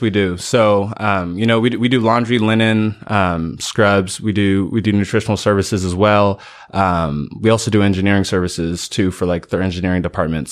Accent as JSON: {"language": "English", "region": "California", "country": "United States", "moved": "as an adult", "lives_now": "Greenville, United States", "said": "I'm from California originally"}